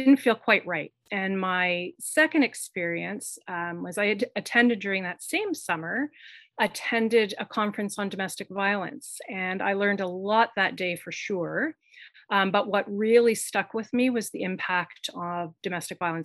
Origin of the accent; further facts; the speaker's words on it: Kingston, Ontario, Canada; Queen's University. And Queen's is in my hometown